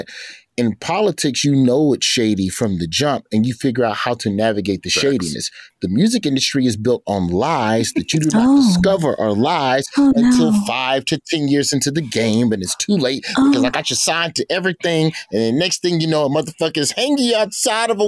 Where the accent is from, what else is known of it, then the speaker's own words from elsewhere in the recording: Alabama, United States; I'm from the South. I'm from Alabama